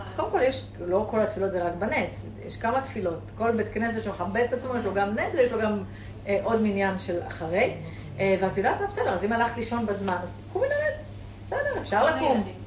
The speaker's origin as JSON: {"language": "Hebrew", "town": "Eilat", "region": "Southern District", "country": "Israel", "tie": "born or raised there", "said": "אני אילתית, אני גדלתי בים"}